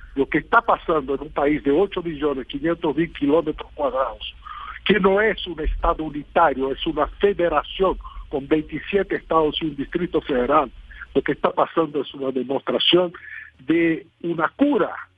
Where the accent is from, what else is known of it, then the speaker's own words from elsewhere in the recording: Brazil; Spanish is a second language; Yo tengo mucho orgullo de mi país